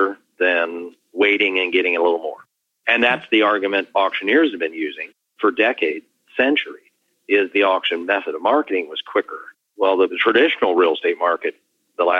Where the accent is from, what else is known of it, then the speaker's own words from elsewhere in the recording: Columbus, Ohio, United States; in my hometown, Columbus, Ohio